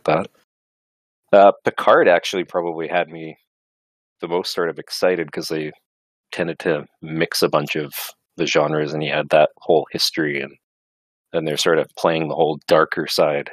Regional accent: Canada; I'm a Canadian

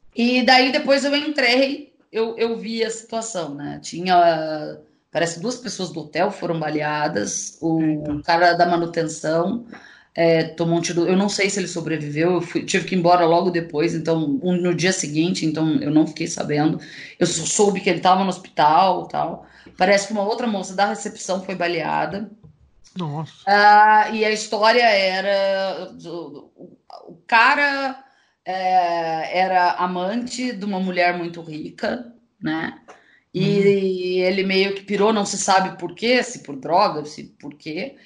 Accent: Brazil; para mim, que sou brasileira

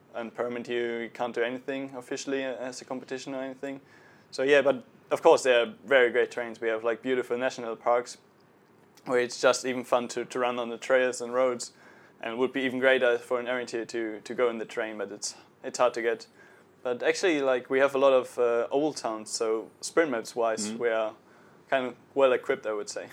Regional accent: Dortmund, North Rhine-Westphalia, Germany; I come from a rather big town, Dortmund.

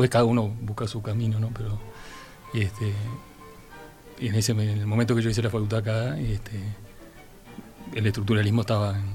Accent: Montevideo, Uruguay; also born or lived in Buenos Aires / Formosa; Eh, yo soy montevideano

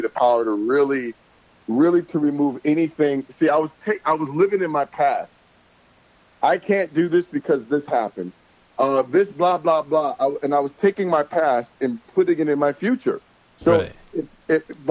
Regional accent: Toledo, Ohio, United States; moved away; I'm from Toledo, Ohio, which is 30 minutes south from Detroit

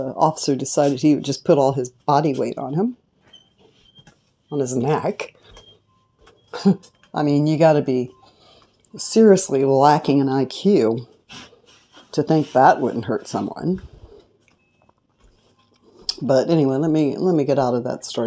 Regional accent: California, United States; I'm from California.

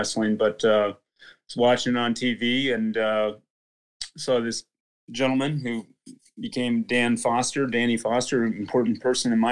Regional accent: Olds, Iowa, United States; the high school when I grew up, it was in Olds, my hometown

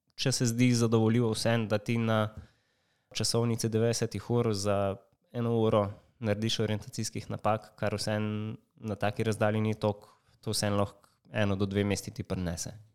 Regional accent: Slovenia; smo iz Slovenije

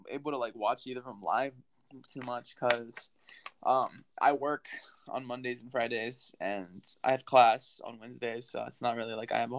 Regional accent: San Antonio, Texas, United States; Yeah, that's where I'm from. I'm from around there. I am from San Antonio.

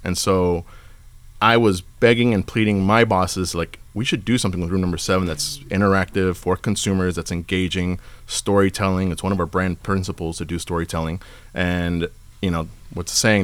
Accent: Ventura County, California, United States; I'm from Ventura County. I'm just on the other side of the valley

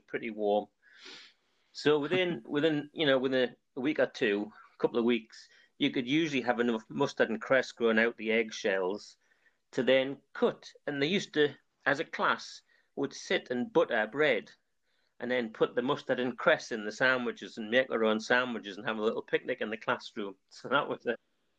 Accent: North Seaton Colliery, North East England, United Kingdom; I was born in North Seton Colliery and lived there a lot of my younger life

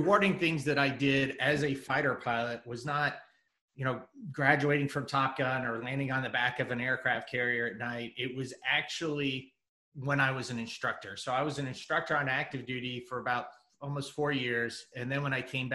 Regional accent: Kansas City, Missouri, United States; moved away as an adult; also born or lived in San Diego; I moved from San Diego back to Kansas City, where I was from.

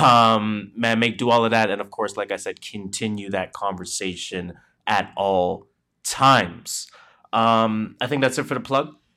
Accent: Canada; we are Canadian

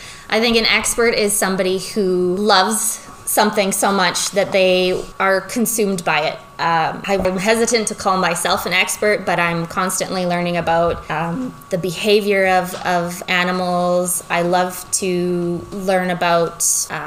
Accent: Peace River, Alberta, Canada; now in Lloydminster, Canada; I grew up in Peace River, Grimshaw area. It's northern Alberta.

